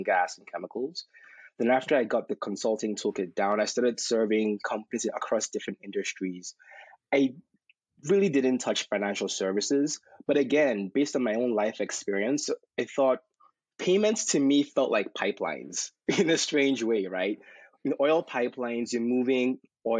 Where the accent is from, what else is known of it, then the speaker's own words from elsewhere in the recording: Nigeria; also born or lived in Texas; now in United States; I was a young kid growing up in Nigeria